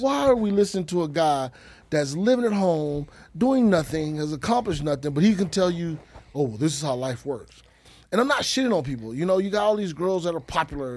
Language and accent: English; Texas, United States; I'm from Texas, so I know the lingo.